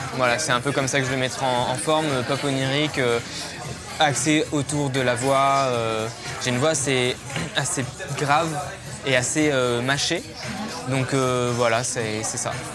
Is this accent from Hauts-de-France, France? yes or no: no; Valence, Auvergne-Rhône-Alpes, France; first language French; moved away as an adult; j'ai grandi euh, dans la Drôme, à Valence. Euh, j'ai vécu jusqu'à ce que je parte de chez moi à 18 ans